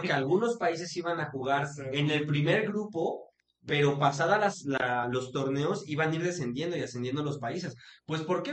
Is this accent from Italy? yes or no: no; Hidalgo, Mexico; Cruz Azul Hidalgo le daba chance a la gente de mi pueblo de jugar en, una escuela de Cruz Azul